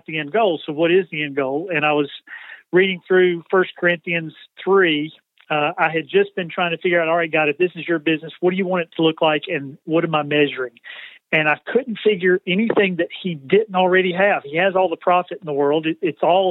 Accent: LaGrange, Georgia, United States; moved away as an adult; now in Spartanburg, United States; Home is, up until the last 2 weeks, was in LaGrange, Georgia, about an hour south of Atlanta

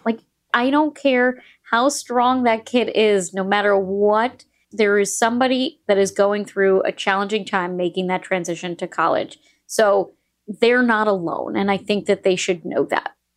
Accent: New York, United States; moved away as an adult; also born or lived in Indiana; I went to Indiana University, but I'm from New York

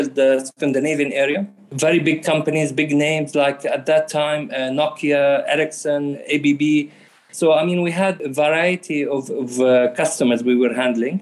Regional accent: Australia; moved away as an adult; also born or lived in Jordan / London; Yes, I am an Australian citizen. I had my education in Australia. My family been in Australia since the early 80s. Originally, we came from Jordan

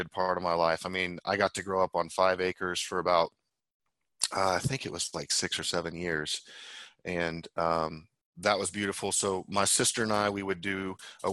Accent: Tulsa, Oklahoma, United States; I was born in Tulsa, Oklahoma

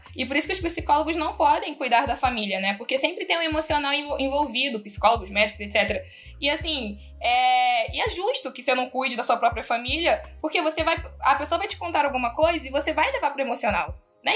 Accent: Rio de Janeiro, Brazil; sou do Rio das Pedras, sabe? Aquele lugar onde tinha um castelo

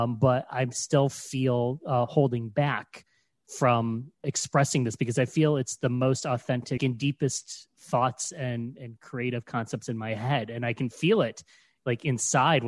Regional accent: Ohio, United States; moved away as an adult; also born or lived in New York City; I was living in New York City and I moved to my home state of Ohio

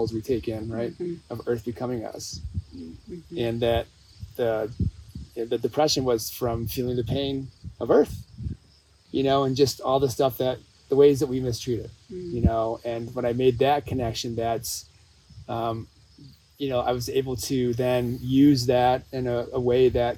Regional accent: Michigan, United States; moved away as an adult; now in Southern California, United States; growing up in Michigan

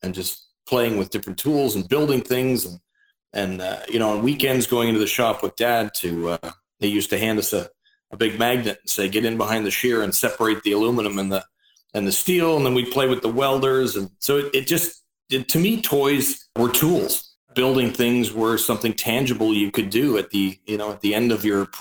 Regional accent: Norval, Ontario, Canada; I grew up north of Oakville, Ontario, in a tiny little hamlet called Norval

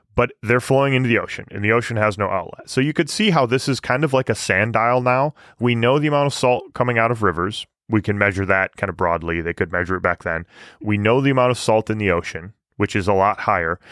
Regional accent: Michigan, United States; moved away; also born or lived in Canada; when I moved to Canada. You know, growing up in Michigan

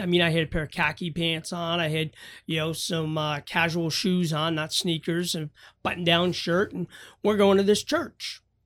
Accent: New Hampshire, United States; I grew up in New Hampshire

